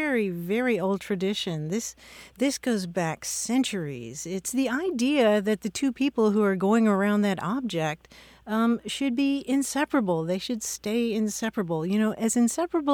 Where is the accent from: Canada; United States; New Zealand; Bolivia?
United States; Kentucky; I'm from Kentucky myself